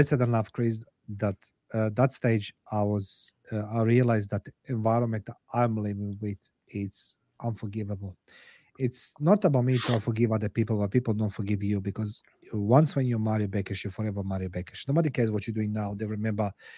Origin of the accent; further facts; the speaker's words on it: Croatia; English is a second language; moved away as an adult; now in Australia; I come to Australia in 98 as a head of intelligence for Croatian government in Croatian embassy in Canberra, in Australia.